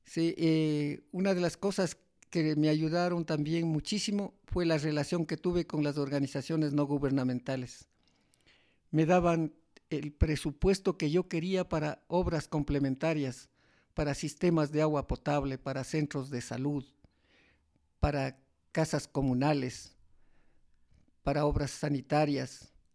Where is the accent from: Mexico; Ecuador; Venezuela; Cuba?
Ecuador; Sigchos, Cotopaxi; also born or lived in Toacaso / Latacunga; mi pueblo Sichos